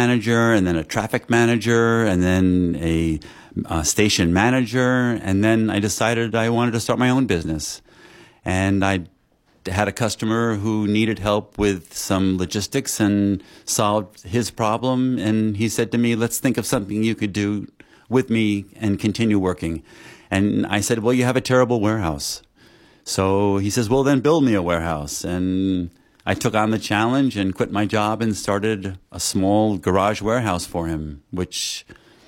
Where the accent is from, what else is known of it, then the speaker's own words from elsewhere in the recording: Long Island, New York, United States; I grew up on Long Island